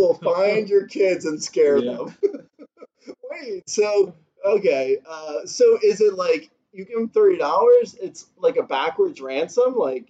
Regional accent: Alabama, United States; Hey, I'm from Alabama.

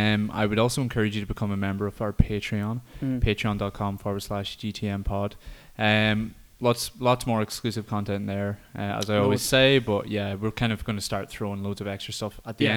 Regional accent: County Donegal, Ireland; my home of Donegal

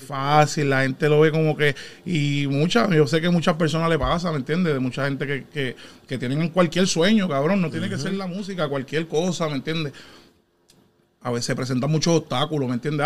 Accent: Guayama, Puerto Rico; also born or lived in Philadelphia; now in Connecticut, United States; Yo nací aquí en Filadelfia, pero este, de pequeño mami se mudó para allá, para Puerto Rico, y nos fuimos para Guayama, para allá a vivir.

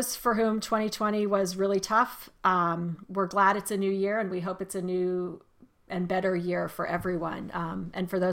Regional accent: Arizona, United States; now in Maryland, United States; growing up in Arizona

